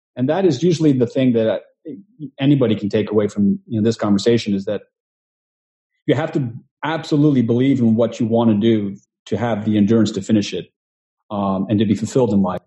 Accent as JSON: {"language": "English", "town": "Houston", "region": "Texas", "country": "United States", "moved": "yes", "lives_now": "New York, United States", "said": "I'm originally from Texas, from Houston, um, but I came to New York um, trying to pursue the dream"}